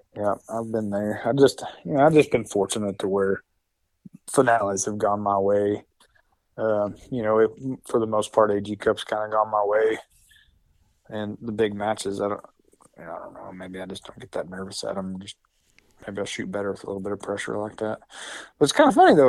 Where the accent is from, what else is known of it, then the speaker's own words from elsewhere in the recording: Hammond, Oklahoma, United States; I'm from Hammond, Oklahoma, which is this very small town, far western Oklahoma